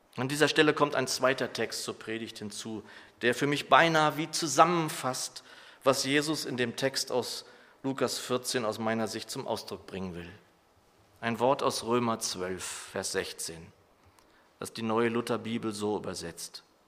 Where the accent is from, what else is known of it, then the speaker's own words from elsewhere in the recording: Germany; als Deutsche